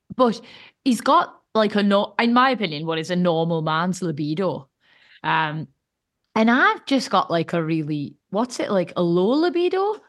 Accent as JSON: {"language": "English", "country": "United Kingdom", "said": "us Brits"}